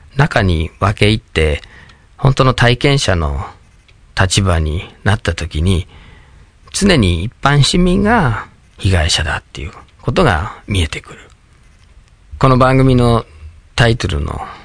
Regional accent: Michigan, United States; Japanese is a second language; moved away as an adult; now in Japan; 僕はアメリカのミシガン州に生まれ育って

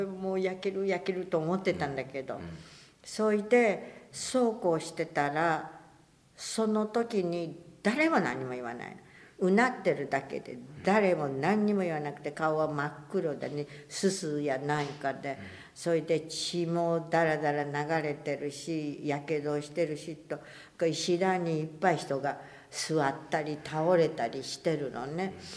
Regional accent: Hiroshima, Japan; 小学校2年生で8歳だから広島市

